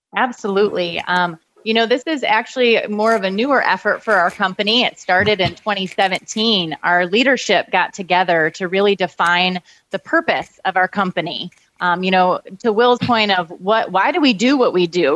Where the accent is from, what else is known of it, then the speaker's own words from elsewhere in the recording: Kalamazoo, Michigan, United States; I grew up in uh, Kalamazoo, Michigan